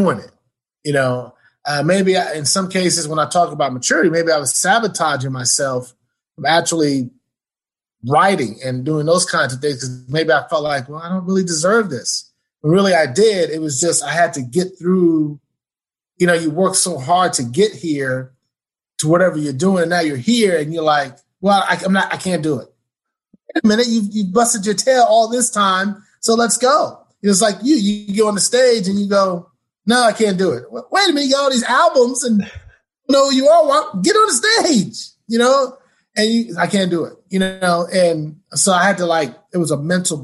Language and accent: English; New York, United States; moved away as an adult; also born or lived in Indiana / Pittsburgh; now in Plano, United States; I'm from New York.